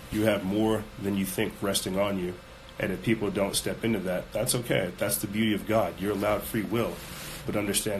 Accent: South Carolina, United States; we come from South Carolina. I couldn't show you guys, like, the swamps we came from, but, man, we come from the swamp.

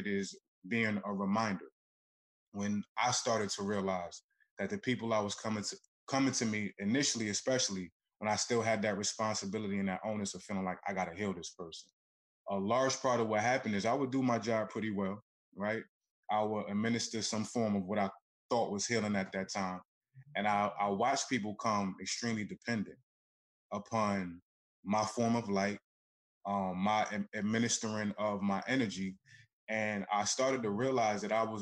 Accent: Newark, New Jersey, United States; I'm from Newark, New Jersey

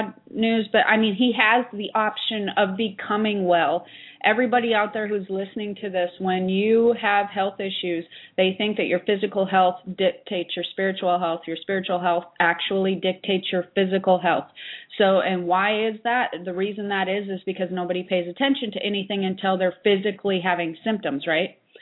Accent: United States; I'm actually from near there

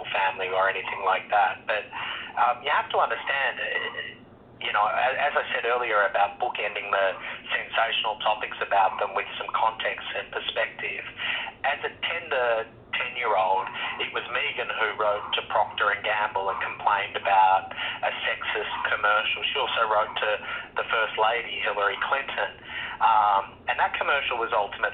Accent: Australia; I grew up in Australia

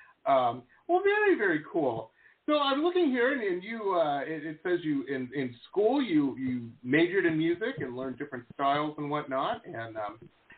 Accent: Detroit, Michigan, United States; now in South Florida, United States; I grew up in Detroit, actually. Metro Detroit

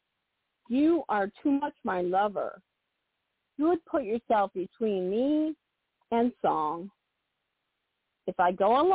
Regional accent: Maine, United States; from Maine

